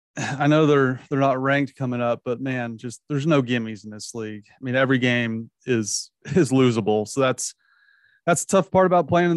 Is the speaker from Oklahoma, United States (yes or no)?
yes; Oklahoma, United States; Growing up in Oklahoma, obviously we don't have an NFL team